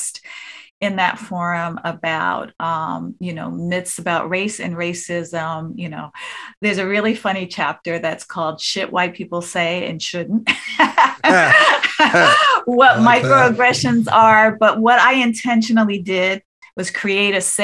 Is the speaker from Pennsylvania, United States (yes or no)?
no; New Jersey, United States; a girl from New Jersey